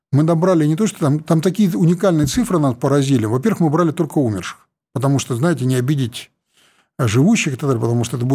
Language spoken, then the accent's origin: Russian; Siberia, Russia; я вот сибиряк, э, там, честно признаюсь, у меня совершенно такое образование э, политическое было, там высшая партийная школа за спиной, Новосибирский аграрный университет